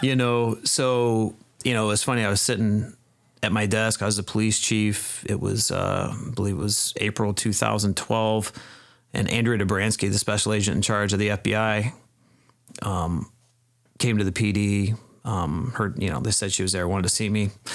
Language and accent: English; Peoria Heights, Illinois, United States; moved away as an adult; now in Dixon, United States; I grew up in Peoria Heights, Illinois, which is, um, kind of central Illinois.